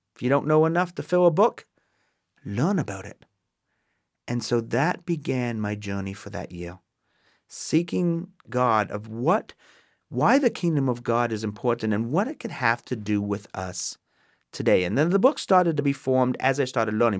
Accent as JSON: {"language": "English", "town": "Waterdown", "region": "Ontario", "country": "Canada", "tie": "born or raised there", "moved": "as an adult", "lives_now": "United States", "said": "I'm born in Canada, born and raised. I am Canadian, um, in Waterdown, Ontario, Canada"}